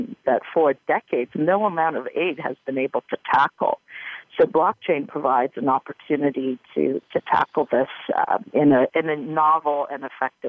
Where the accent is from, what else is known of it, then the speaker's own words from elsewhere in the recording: Timișoara, Timiș County, Romania; Romania, in my hometown of Timișoara